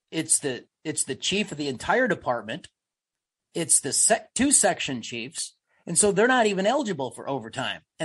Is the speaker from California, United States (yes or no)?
no; Illinois, United States; I'm from Illinois